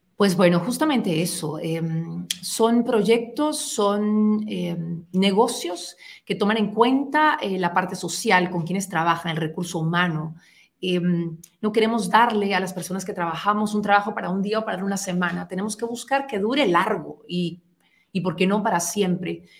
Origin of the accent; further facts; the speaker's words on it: Guatemala; nosotros como guatemaltecos